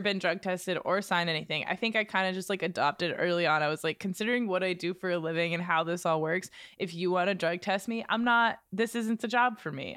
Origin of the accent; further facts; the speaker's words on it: Exeter, New Hampshire, United States; Exeter, in my hometown